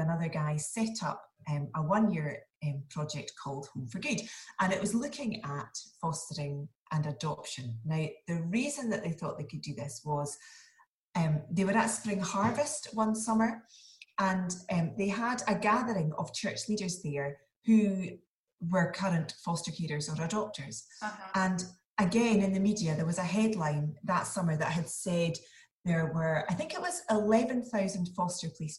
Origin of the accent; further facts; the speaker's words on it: Inverness, Scotland, United Kingdom; moved away as an adult; now in Edinburgh, United Kingdom; So I live in Edinburgh. I'm from Inverness though, but I married an Edinburgh boy. I have been here for about 17 years now